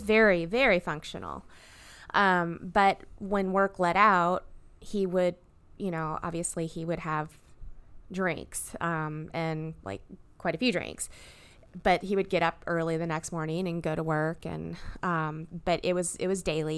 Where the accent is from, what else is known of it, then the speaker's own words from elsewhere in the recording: Fairbanks, Alaska, United States; now in Louisville, United States; I was born up in Fairbanks